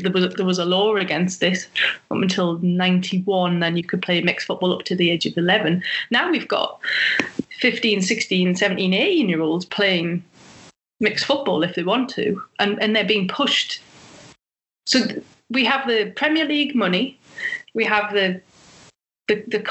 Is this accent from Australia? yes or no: no; England, United Kingdom; we're English and we have that rivalry with Germany